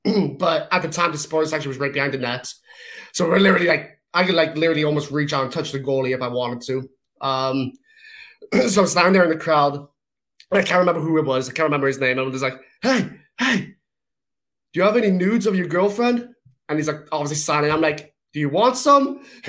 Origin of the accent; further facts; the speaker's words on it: England, United Kingdom; So, I mean, I'm also English, so pens in my history is just not a good thing.